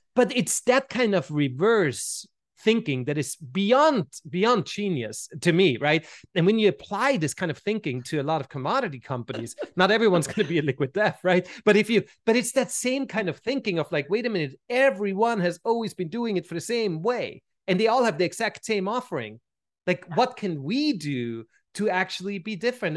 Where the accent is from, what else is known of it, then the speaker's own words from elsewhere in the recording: Vienna, Austria; moved away as an adult; also born or lived in Switzerland; now in United States; growing up in Vienna, looking back now, right, where, I mean, I've been in the States for, for, for two and a half decades now